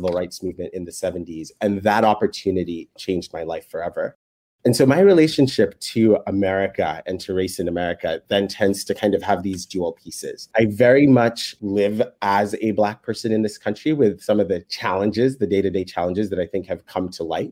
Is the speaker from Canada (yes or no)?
no; Kenya; moved away as an adult; now in United States; I was born in Kenya